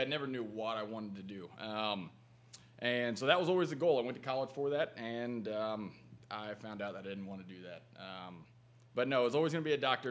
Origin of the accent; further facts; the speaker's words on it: Matthews, Indiana, United States; little small town outside of there. But uh, yep, I grew up there